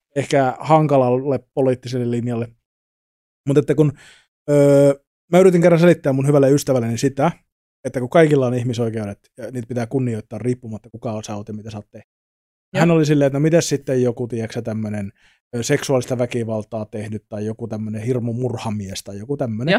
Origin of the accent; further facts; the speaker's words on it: Savonia, Finland; moved away; also born or lived in Tampere; mä oon kasvanut siis Savossa pikkukylällä